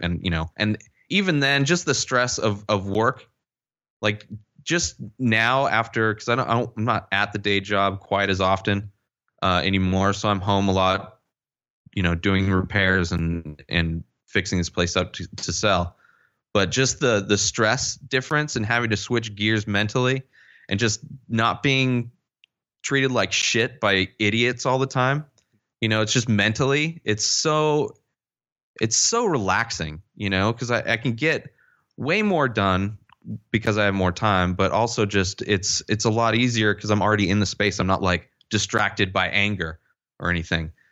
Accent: Palm Springs, California, United States; I grew up in the Coachella Valley, Palm Springs area

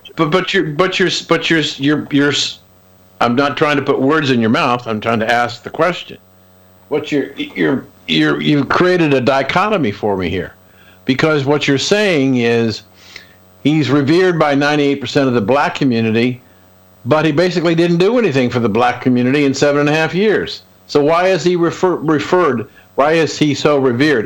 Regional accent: Columbus, Ohio, United States; I grew up in Columbus, Ohio

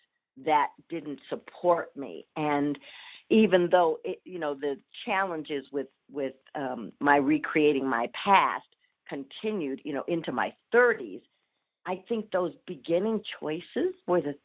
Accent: Minneapolis, Minnesota, United States; I was born in Minneapolis

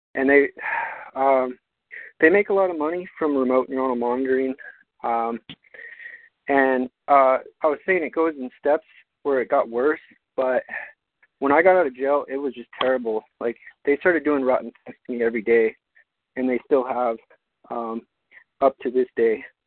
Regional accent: Albuquerque, New Mexico, United States; moved away as an adult; my hometown of Albuquerque

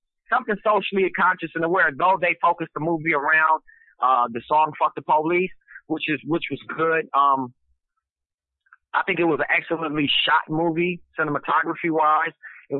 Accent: West Coast, United States; because I'm from the West Coast, so I had to detox myself out of, like, the gangster rap stuff

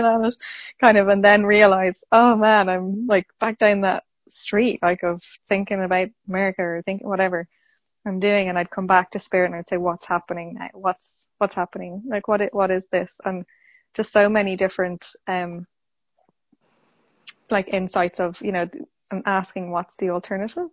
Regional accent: Dublin, Leinster, Ireland; Dublin in Ireland.

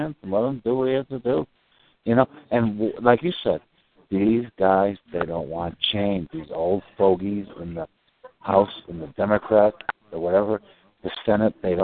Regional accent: Pennsylvania, United States; I'm from Pennsylvania

